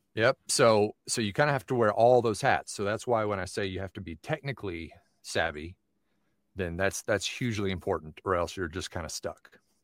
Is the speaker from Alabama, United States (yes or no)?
no; Knoxville, Tennessee, United States; now in Phoenix, United States; I was born in Knoxville, Tennessee, born and raised there, and so I'm now living in Phoenix